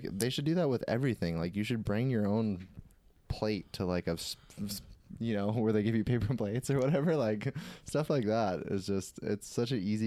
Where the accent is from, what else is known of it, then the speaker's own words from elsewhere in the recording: Hawaii, United States; I'm from Hawaii and we have so many good fish